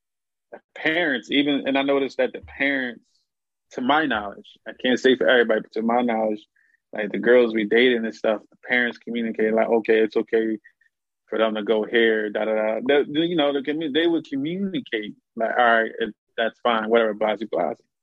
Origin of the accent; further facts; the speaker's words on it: Philadelphia, Pennsylvania, United States; Born and raised in the North